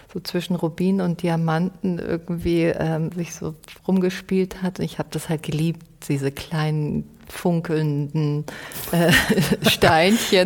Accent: Munich, Bavaria, Germany; ich bin einfach in München aufgewachsen

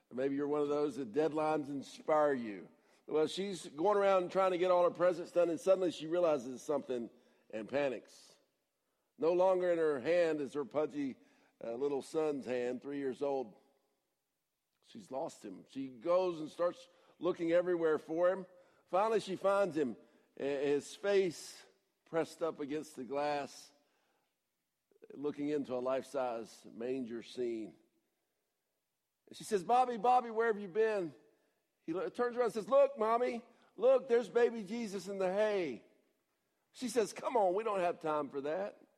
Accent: Atlanta, Georgia, United States; moved away; I'm from Atlanta

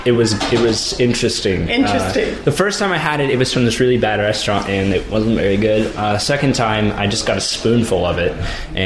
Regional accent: Portland, Oregon, United States; I'm from Portland, Oregon.

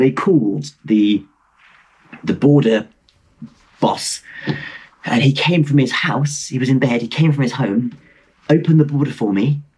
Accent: Belfast, Northern Ireland, United Kingdom; also born or lived in Dublin; I was born in Dublin, Southern Ireland, but I moved to Belfast when I was a child. Yes. And I tell people I'm from Belfast, but really I'm from Dublin.

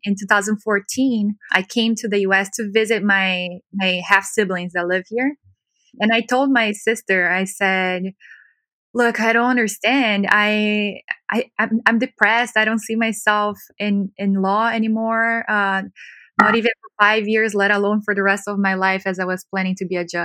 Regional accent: Brazil; moved away as an adult; now in Los Angeles, United States; So I was born in Brazil, born and raised, and I went to law school in Brazil

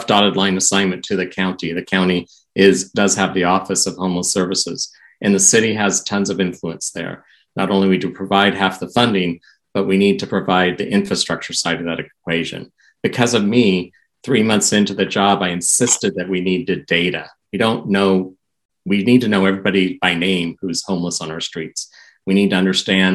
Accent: Portland, Oregon, United States; moved away as an adult; Portland's my hometown. I'm a graduate of Roosevelt High School

